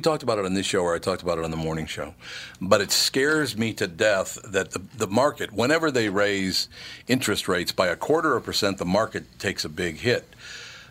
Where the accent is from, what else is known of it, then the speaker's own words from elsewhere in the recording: California, United States; as a Californian, I'm a minority